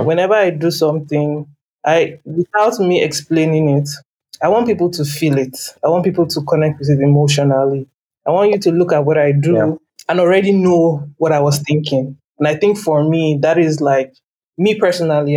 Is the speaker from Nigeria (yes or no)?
yes; Lagos, Nigeria; I grew up in Lagos